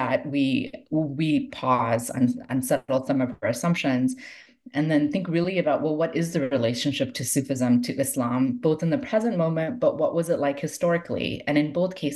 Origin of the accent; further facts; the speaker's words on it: Toronto, Ontario, Canada; I grew up in Toronto